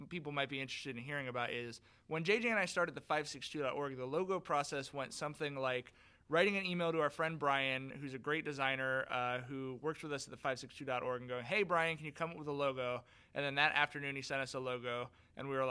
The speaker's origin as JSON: {"language": "English", "town": "Long Beach", "region": "California", "country": "United States", "tie": "born or raised there", "said": "when I was growing up in Long Beach"}